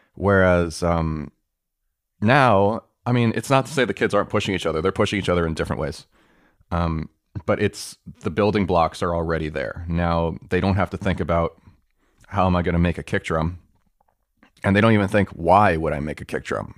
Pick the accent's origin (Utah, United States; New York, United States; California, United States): New York, United States; I grew up in New York